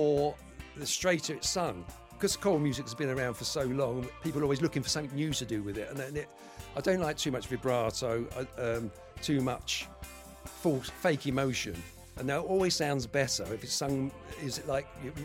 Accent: London, United Kingdom; Been involved in reggae music all my life, all through the 60s and 70s, growing up in Tottenham

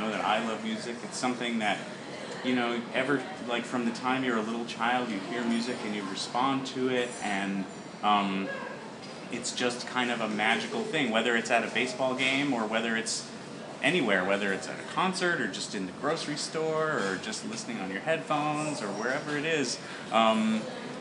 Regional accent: Georgia, United States; when I was growing up in Georgia

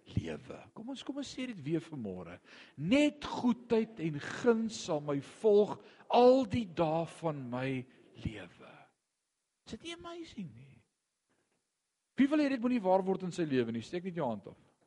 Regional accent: Gauteng, South Africa; ek kom van Gauteng af

